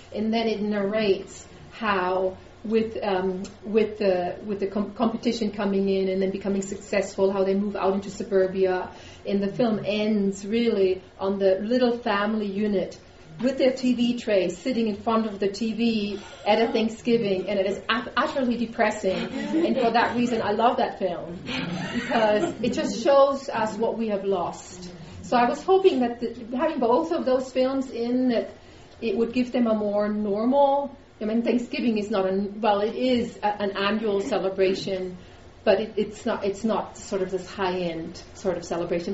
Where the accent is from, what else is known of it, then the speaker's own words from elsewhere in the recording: Germany; moved away; I grew up in the Lutheran tradition in Germany